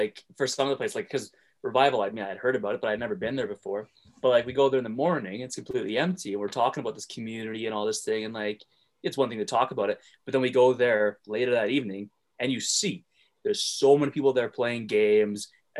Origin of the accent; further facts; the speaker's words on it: Airdrie, Alberta, Canada; I'm from Airdrie.